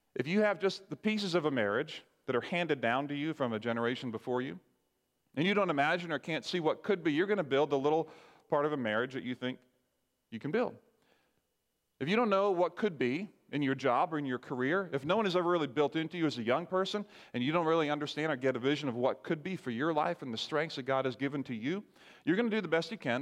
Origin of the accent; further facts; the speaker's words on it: Barbados; I grew up in Barbados.